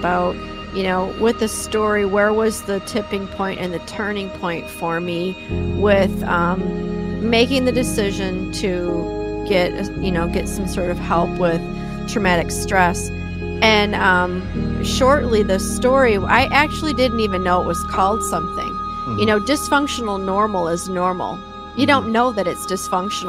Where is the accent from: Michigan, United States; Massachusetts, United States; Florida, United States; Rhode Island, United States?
Michigan, United States; Detroit; now in Minnesota, United States; I'm from Detroit. I'm an East Sider